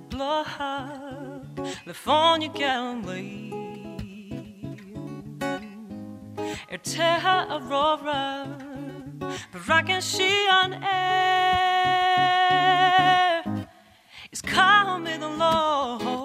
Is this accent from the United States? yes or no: no; Ennis, County Clare, Ireland; I grew up in Ennis.